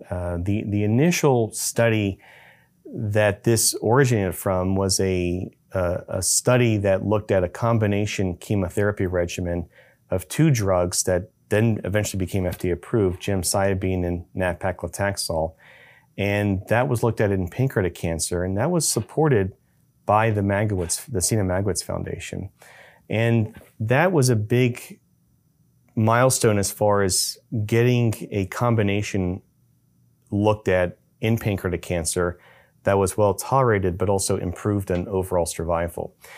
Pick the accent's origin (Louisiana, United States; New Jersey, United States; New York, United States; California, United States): Louisiana, United States; Baton Rouge; moved away; My background uh, comes from uh, growing up in uh, Louisiana. Uh, I'm from Baton Rouge, Louisiana.